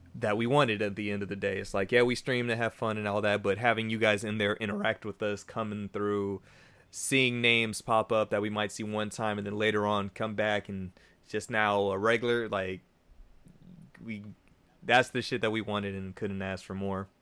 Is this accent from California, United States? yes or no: yes; Bay Area, California, United States; we're from the Bay Area.